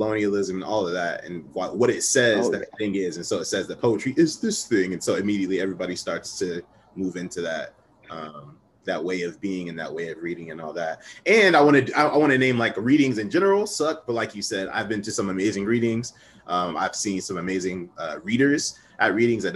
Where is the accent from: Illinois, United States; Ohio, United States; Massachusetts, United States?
Ohio, United States; I'm from Ohio